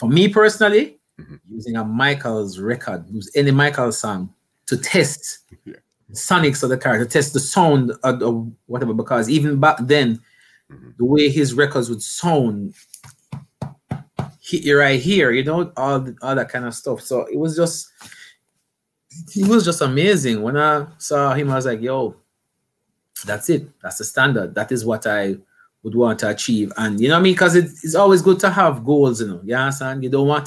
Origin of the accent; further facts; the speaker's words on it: Portmore, Saint Catherine, Jamaica; I grew up in Portmore, in that St. Catherine in Jamaica, like right next to the capital, I guess, Kingston